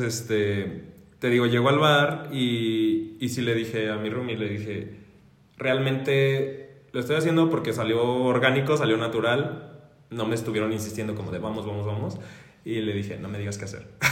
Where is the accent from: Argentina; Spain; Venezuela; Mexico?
Mexico